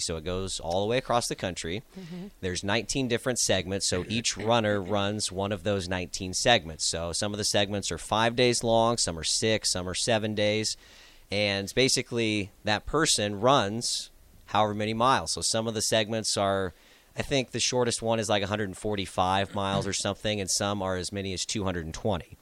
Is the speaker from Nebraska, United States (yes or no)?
yes; Lincoln Omaha area, Nebraska, United States; being from the Lincoln Omaha area.